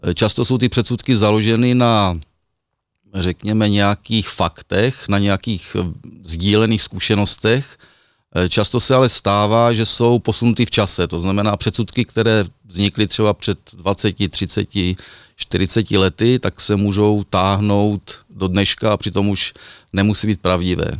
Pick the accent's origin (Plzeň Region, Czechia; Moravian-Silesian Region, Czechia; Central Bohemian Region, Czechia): Moravian-Silesian Region, Czechia; Ostrava; u nás v Ostravě na Třinecku